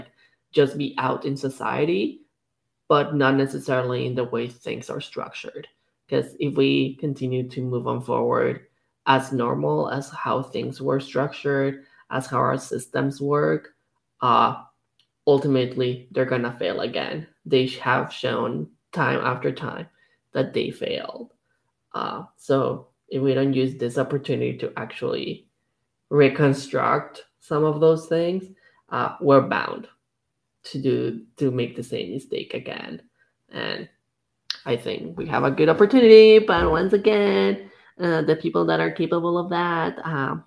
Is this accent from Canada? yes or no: yes; Canada; I feel like as a Canadian society